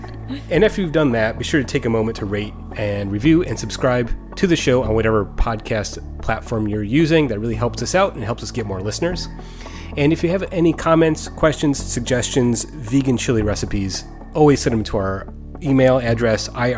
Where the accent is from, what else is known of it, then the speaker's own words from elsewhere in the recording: Michigan, United States; I mean, obviously, you know, Mike and I, we're both from Michigan, and I think Michigan summers are pretty idyllic in my mind.